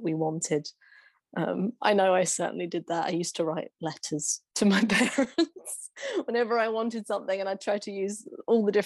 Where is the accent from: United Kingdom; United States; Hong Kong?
United Kingdom; England; as an English Westerner growing up in the time that I did